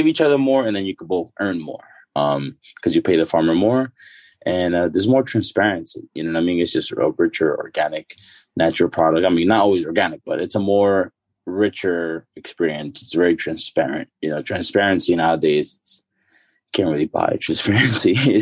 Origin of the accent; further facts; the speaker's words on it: New York City, New York, United States; also born or lived in Dominican Republic; I grew up in the Bronx